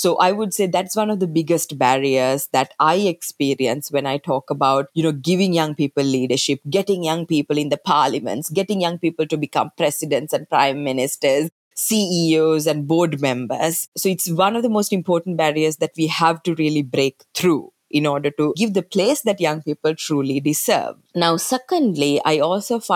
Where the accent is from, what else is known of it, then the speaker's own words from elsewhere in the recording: Sri Lanka; moved away as an adult; now in United States; I'm originally from Sri Lanka. That's where I was born and brought up until I moved to the United States to work at the UN.